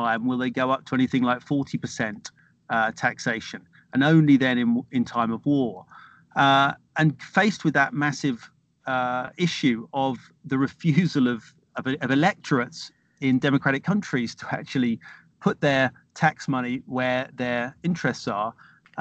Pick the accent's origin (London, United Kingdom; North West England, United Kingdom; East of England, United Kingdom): East of England, United Kingdom; Norfolk; I grew up in Norfolk in the 1970s, with Norfolk's a part of the east of England, it's an agricultural county